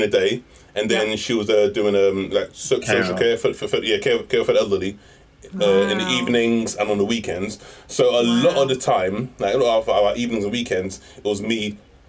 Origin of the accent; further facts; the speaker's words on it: Greenford, London, United Kingdom; Okay, so... We grew up in Greenford, Middlesex.